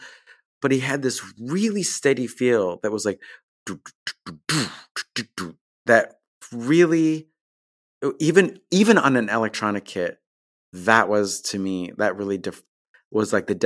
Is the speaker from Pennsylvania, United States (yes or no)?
no; New York, United States; And I grew up on Long Island in New York, you know, maybe 30 or 40 minutes outside of New York City.